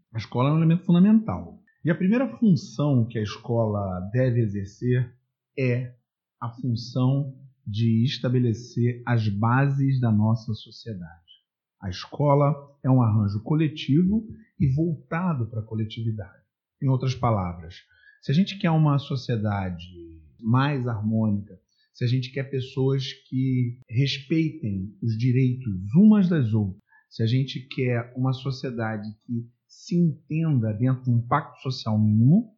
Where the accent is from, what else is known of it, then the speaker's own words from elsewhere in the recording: Brazil; now in Niterói, Brazil; eu nasci no Brasil, eu vivo no Brasil, sempre vivi no Brasil.